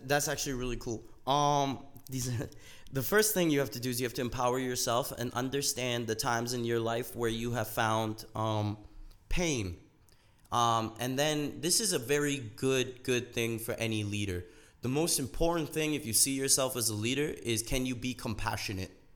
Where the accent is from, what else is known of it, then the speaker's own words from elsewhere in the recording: Canada; I was a first generation immigrant right? And I grew up in Canada.